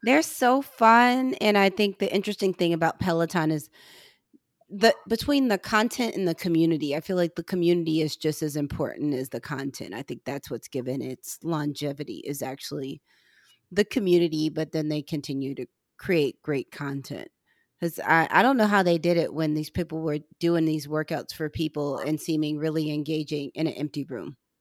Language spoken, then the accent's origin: English; Missouri, United States; I'm from Missouri